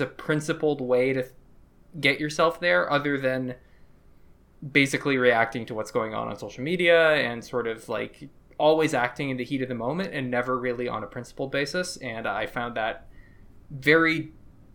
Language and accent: English; United States; now in Canada; I grew up in Bush's America